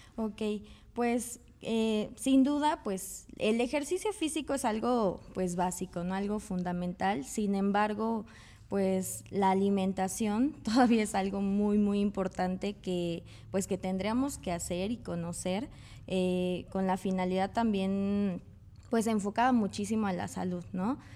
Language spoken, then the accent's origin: Spanish; Mexico; como mexicanos